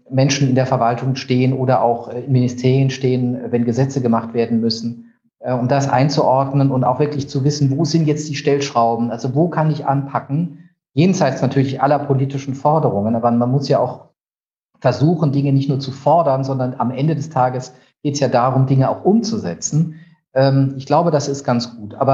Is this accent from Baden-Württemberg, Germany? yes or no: yes; Heidelberg, Baden-Württemberg, Germany; Ich komme eigentlich aus der Ecke Heidelberg.